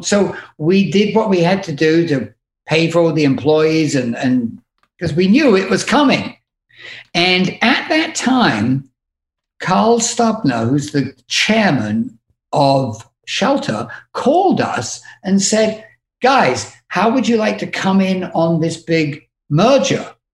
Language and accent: English; United Kingdom; one thing I have learned by being British is the art of actually insulting somebody